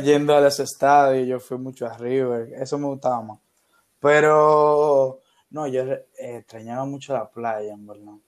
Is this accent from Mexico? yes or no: no; Dominican Republic; also born or lived in Buenos Aires, Argentina; yo quería estudiar cine y en mi país no había carrera de cine. Eh, solo había una eh, de la Universidad Autónoma de Santo Domingo, que es la universidad pública de acá.